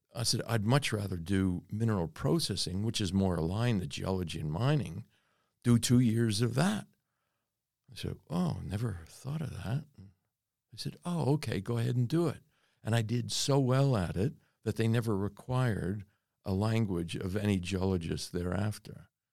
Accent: North Miami, Florida, United States; born or raised there; moved away as an adult; also born or lived in Reading, Pennsylvania / Western Australia; now in Australia

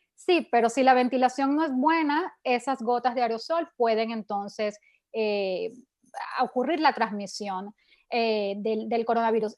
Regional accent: Venezuela; yo soy de Venezuela

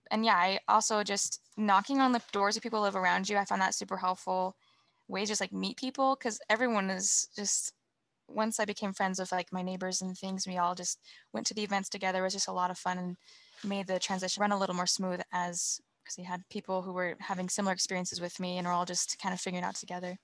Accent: Woods Cross, Utah, United States; my hometown is Woods Cross, Utah

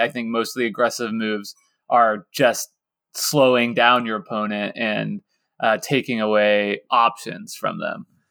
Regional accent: Lawrence, Kansas, United States; I was growing up in Lawrence, Kansas

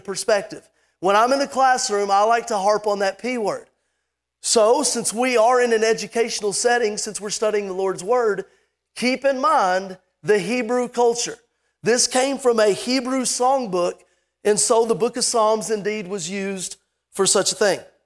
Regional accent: Lexington, Kentucky, United States; I was born in Lexington, Kentucky

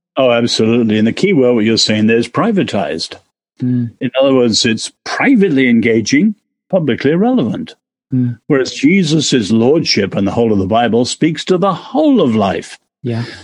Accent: England, United Kingdom; now in United States; as an Englishman living here

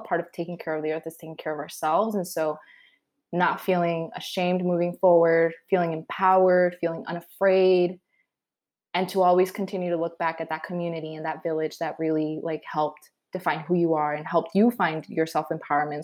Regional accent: Adelanto, California, United States; also born or lived in Guadalajara, Mexico; So Adelanto is in the high desert in California, which, if people don't know where the high desert is, it's in the San Bernardino County

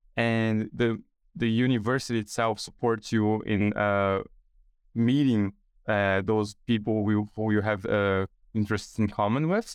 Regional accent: São Paulo, Brazil; moved away as an adult; now in Australia; I was born and raised in São Paulo, Brazil

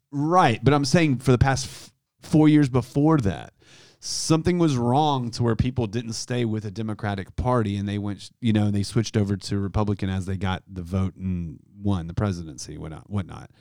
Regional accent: Houston, Texas, United States; I grew up in Houston. I was living there at the time.

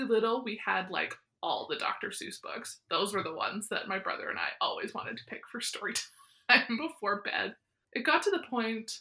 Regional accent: near Weyburn / Estevan, Saskatchewan, Canada; growing up near Weyburn Nestavan

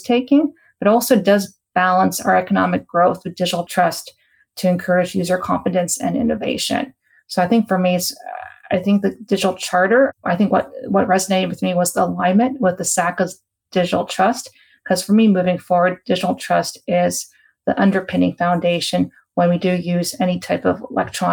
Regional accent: Canada; as a Canadian

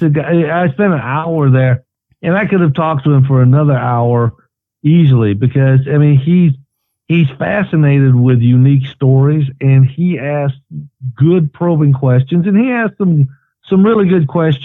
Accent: East Tennessee, United States; growing up in East Tennessee and the Appalachia

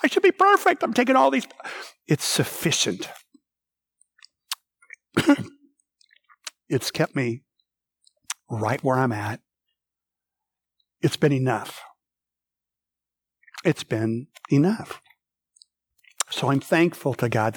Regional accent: Minnesota, United States; I grew up in Minnesota

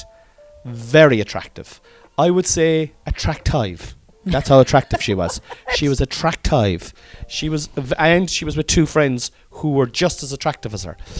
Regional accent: Cork, Munster, Ireland; accent: Cork; I was accentuating my Cork accent

